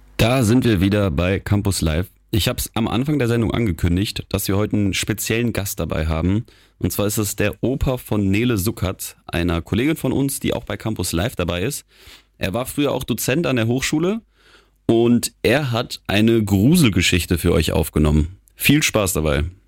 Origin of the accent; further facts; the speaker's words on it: Geneva, Switzerland; also born or lived in Germany; now in Wilhelmshaven, Germany; Ich bin in Genf ja aufgewachsen in der Schweiz